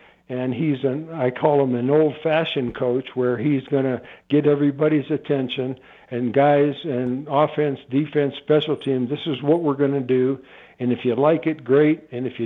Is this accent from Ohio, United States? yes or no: yes; Warren, Ohio, United States; I was born in Warren, Ohio, which is about 30, 40 miles from Canton, Ohio